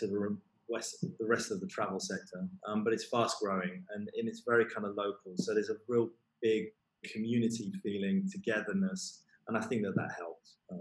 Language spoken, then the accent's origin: English; London, United Kingdom; I'm from London